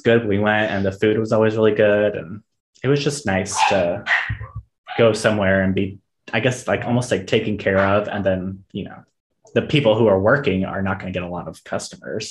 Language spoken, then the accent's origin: English; Miami, Orange Park, Florida, United States; when we moved from Miami to Jacksonville, well, technically Orange Park, which is right outside Jacksonville